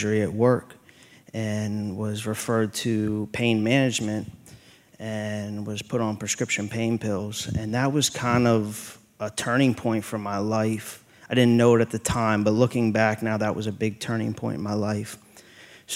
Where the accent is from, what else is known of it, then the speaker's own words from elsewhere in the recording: Chambersburg, Pennsylvania, United States; I'm originally from Chambersburg, Pennsylvania